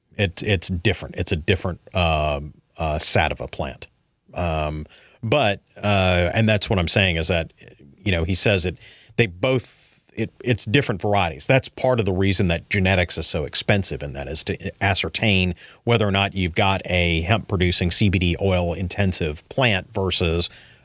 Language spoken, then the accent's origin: English; New Orleans, Louisiana, United States; I'm from New Orleans.